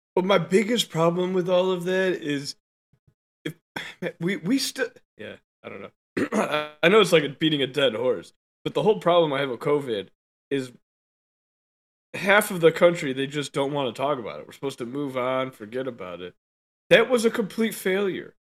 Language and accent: English; United States; we're American